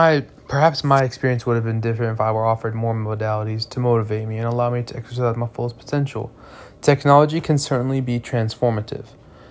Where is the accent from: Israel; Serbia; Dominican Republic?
Israel; Jerusalem, Jerusalem District; Me personally, I am from Jerusalem and I have family that live in Jerusalem.